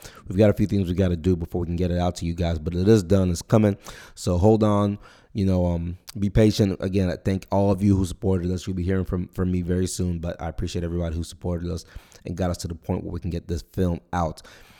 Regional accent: Nigeria; born there; I was born in Nigeria, so for me it'd be my country too.

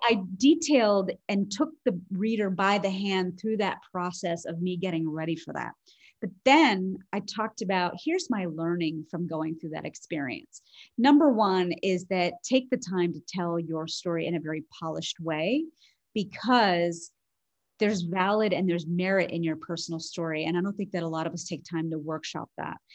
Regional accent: Harrisburg, Pennsylvania, United States; born or raised there

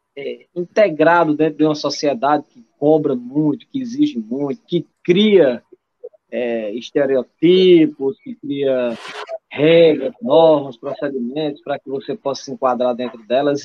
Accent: Catolé do Rocha, Paraíba, Brazil; moved away; vim do sertão da Paraíba, de uma cidade chamada Catolé do Rocha

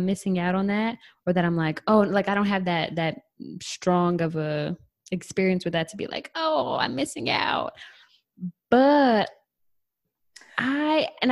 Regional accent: Michigan, United States; growing up in Michigan

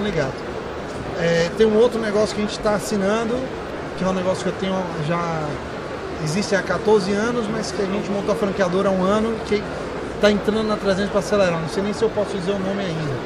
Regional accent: Bahia, Brazil; Eu sou baiano

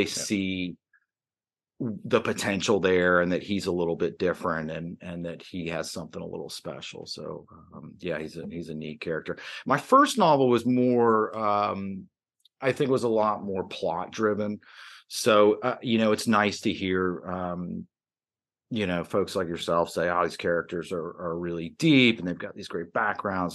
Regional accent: Atlanta, Georgia, United States; moved away; also born or lived in New York; I grew up in the Atlanta area uh, after, you know, my family had moved down from New York

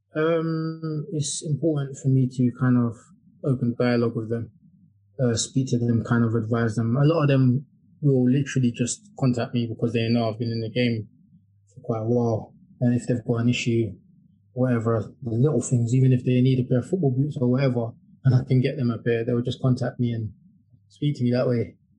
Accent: London, United Kingdom; moved away as an adult; now in Kent, United Kingdom; I, am living in Kent now, but I grew up in Deptford uh, for about 32 years

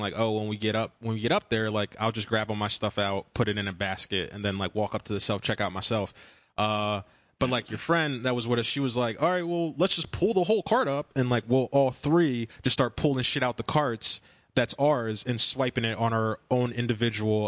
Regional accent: United States; growing up in America

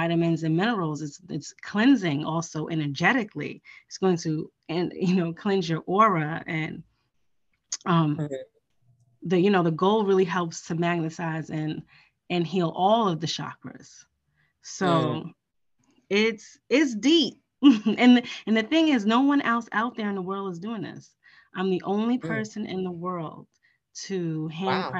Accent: New York, United States; I'm from New York.

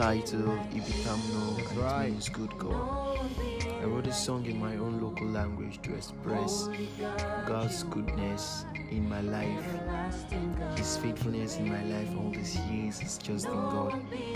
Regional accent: Niger Delta, Nigeria; English is a second language; I'm a Nigerian. I'm from Africa, West Africa precisely. A country in Africa called Nigeria, and part of the Niger Delta people.

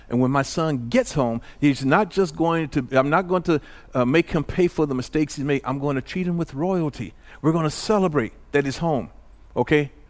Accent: Illinois, United States; moved away; also born or lived in Santa Ana; I left home from in Illinois

